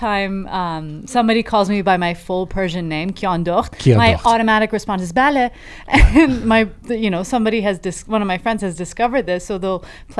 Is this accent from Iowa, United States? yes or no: yes; Des Moines, Iowa, United States; Des Moines, Iowa.